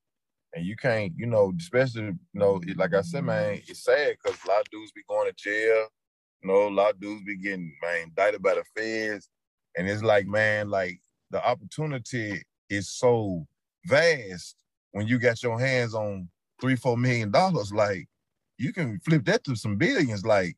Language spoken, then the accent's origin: English; Petersburg, Virginia, United States; I'm from Petersburg.